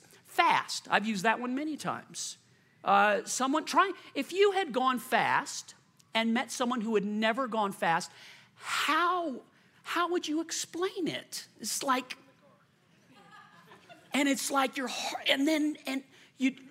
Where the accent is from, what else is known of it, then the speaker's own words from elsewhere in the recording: Lakewood, Colorado, United States; moved away as an adult; also born or lived in Lakeland, Florida / Lexington, Kentucky; Chris and I grew up in Lakewood